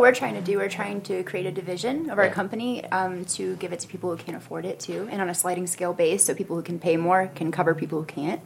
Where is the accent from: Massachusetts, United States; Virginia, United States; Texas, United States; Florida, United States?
Florida, United States; I live in Florida. I'm from Florida